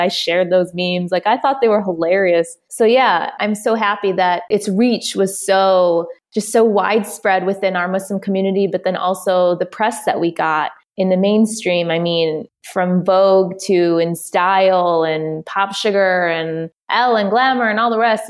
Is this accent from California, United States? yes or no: no; Detroit, Michigan, United States; I'm from Detroit. I am a Detroiter through and through